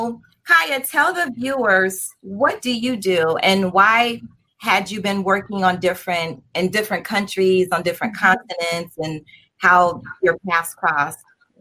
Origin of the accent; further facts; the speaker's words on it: Maryland, United States; I'm from Maryland also.